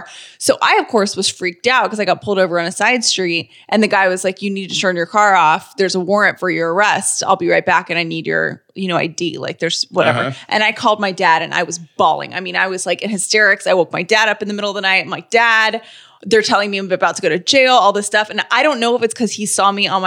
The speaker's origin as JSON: {"language": "English", "region": "the South", "country": "United States", "said": "we down Southers"}